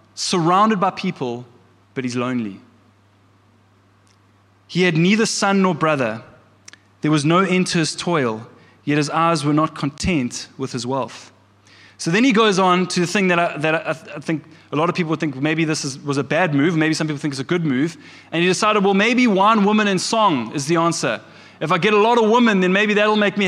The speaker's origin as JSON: {"language": "English", "town": "Kloof", "region": "KwaZulu-Natal", "country": "South Africa", "tie": "born or raised there", "said": "I grew up in the church. I grew up in the Methodist church here in Kloof. We lived literally down the road from the Methodist church."}